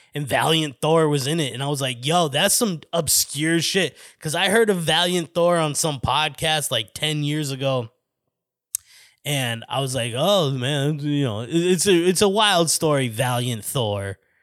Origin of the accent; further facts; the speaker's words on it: Flagstaff, Arizona, United States; moved away as an adult; now in Phoenix, United States; the reason I moved from Flagstaff to Phoenix was, like, I felt like I was agoraphobic, but not for a, my house, for my hometown